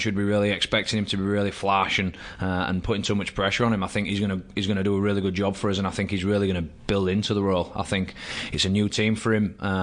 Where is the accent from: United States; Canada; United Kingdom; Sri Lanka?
United Kingdom; England; moved away as an adult; now in Canberra, Australia; I'm still English